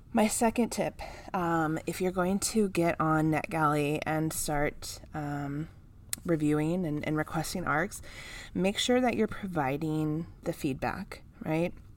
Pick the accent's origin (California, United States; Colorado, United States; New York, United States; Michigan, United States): California, United States; my home state